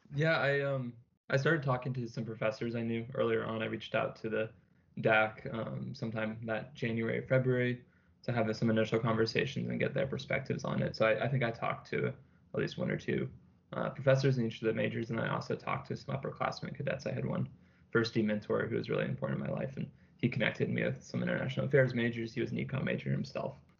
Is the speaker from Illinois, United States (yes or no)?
no; Fairfax, Virginia, United States; I'm from Fairfax, Virginia